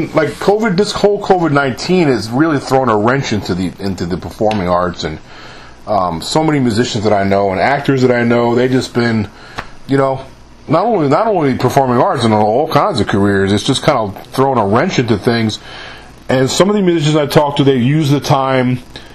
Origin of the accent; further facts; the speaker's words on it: New York, United States; moved away as an adult; now in Mississippi, United States; I live in the state of Mississippi. And I'm born and raised in New York, but I moved down here about 20 years ago